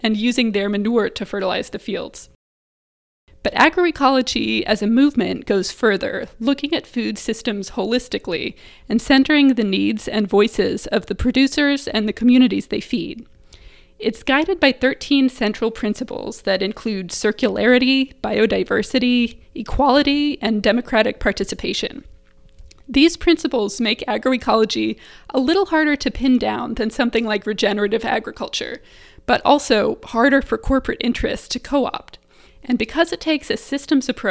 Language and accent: English; Iowa, United States; I'm from Iowa and I just grew up surrounded by corn and soy fields